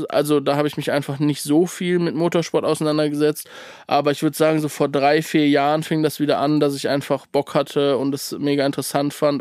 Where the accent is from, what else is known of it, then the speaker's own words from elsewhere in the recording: Cologne, North Rhine-Westphalia, Germany; ich komme aus Köln